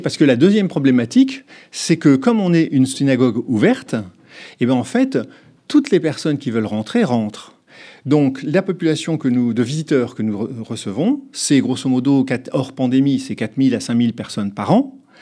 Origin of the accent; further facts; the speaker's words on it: France; en tant que Français